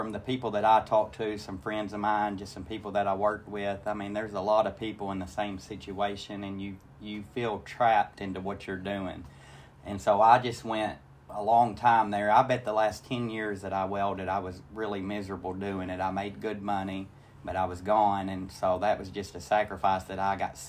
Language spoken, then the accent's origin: English; Bald Knob, Arkansas, United States; I grew up in Bald Knob, Arkansas. It's a little town.